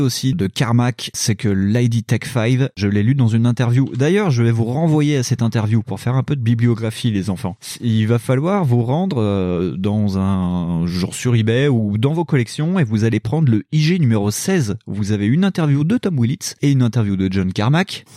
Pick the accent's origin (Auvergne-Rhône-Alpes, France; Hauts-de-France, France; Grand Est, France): Auvergne-Rhône-Alpes, France; Lyon; lyonnais, comme moi